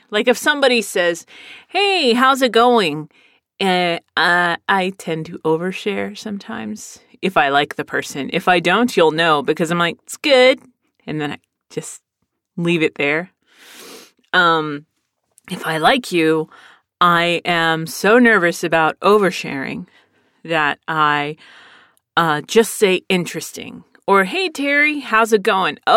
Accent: Pennsylvania, United States; born there; My brother was born in San Diego. I was born in Pennsylvania.

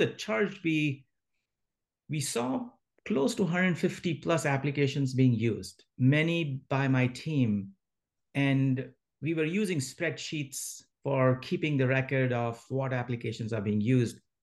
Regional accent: India; moved away as an adult; now in San Francisco Bay Area, United States; I grew up in India in a small mining town

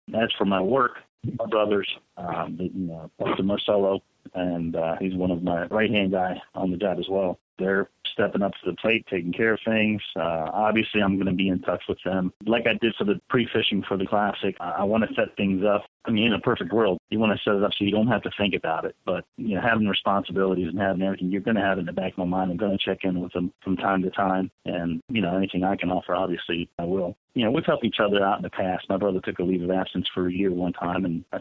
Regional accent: Ocean City, Maryland, United States; I grew up here in Ocean City

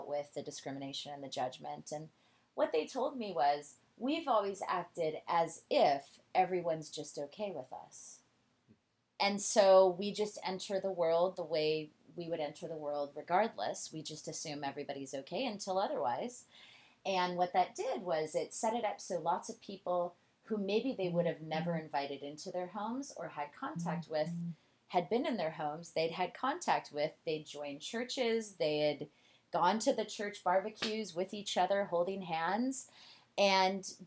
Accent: Alaska, United States; moved away; I'm originally from Alaska

